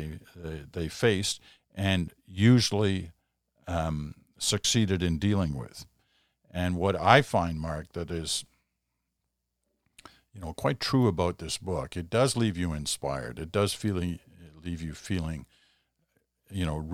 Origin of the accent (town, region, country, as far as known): Canada